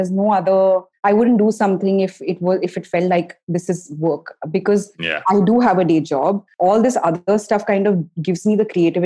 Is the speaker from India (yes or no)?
yes; India; as an Indian entrepreneur